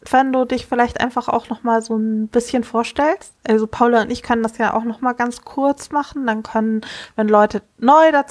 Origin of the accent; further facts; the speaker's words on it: Kiel, Schleswig-Holstein, Germany; ich komme aus Kiel.